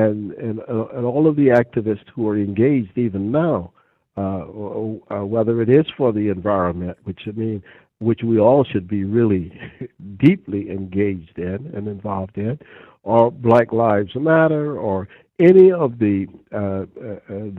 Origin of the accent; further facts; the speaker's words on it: Georgia, United States; moved away; I grew up in Georgia